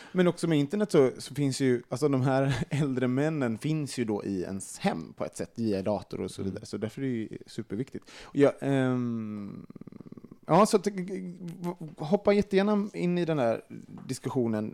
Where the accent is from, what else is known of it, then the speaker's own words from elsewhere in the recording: Sweden; som svensk